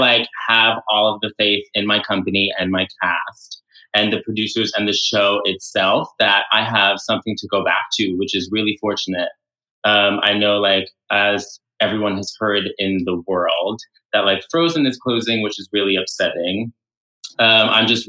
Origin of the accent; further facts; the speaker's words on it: New York City, New York, United States; So I am from New York City. So I went to high school at LaGuardia High School in Lincoln Center